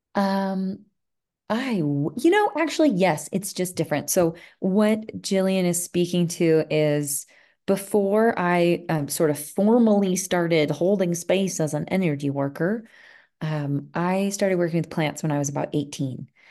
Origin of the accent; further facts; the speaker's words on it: outside of Philadelphia, Pennsylvania, United States; moved away as an adult; also born or lived in Vermont; now in Colorado, United States; I grew up outside of Philadelphia in a pretty busy area